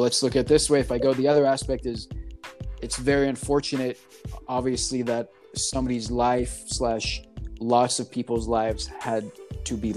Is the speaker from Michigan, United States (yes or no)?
no; Texas, United States; moved away as an adult; also born or lived in New York; now in California, United States; growing up in Texas